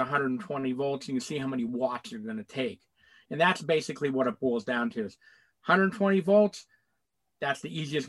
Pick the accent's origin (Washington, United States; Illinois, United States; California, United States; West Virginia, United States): West Virginia, United States; moved away; I'm originally from West Virginia. I fished in the Ohio River as a kid for many, many years